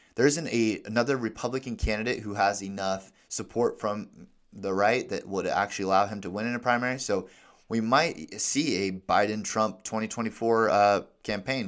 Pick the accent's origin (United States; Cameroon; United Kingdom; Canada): United States; Alaska; I'm from Alaska